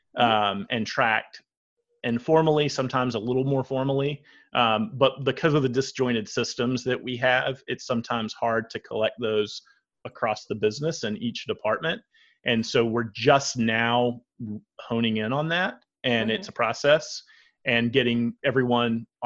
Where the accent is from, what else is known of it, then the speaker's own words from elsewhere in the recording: Georgia, United States; now in Atlanta, United States; I've lived in Atlanta for 5 years. So I was from Georgia, but moved here from another part.